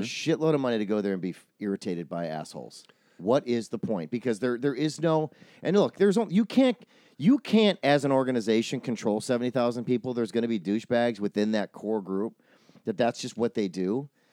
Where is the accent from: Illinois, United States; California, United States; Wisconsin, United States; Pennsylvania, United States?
Wisconsin, United States; I grew up in Wisconsin